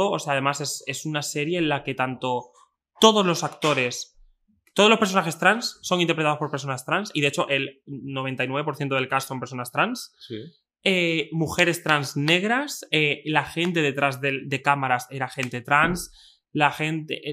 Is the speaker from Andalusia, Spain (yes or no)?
no; Extremadura, Spain; yo he sido una persona que soy de Extremadura, soy de un pueblo muy pequeño